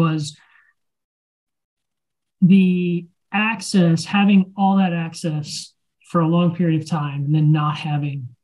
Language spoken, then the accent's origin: English; Maryland, United States; I grew up in Maryland. I'm a Maryland born and bred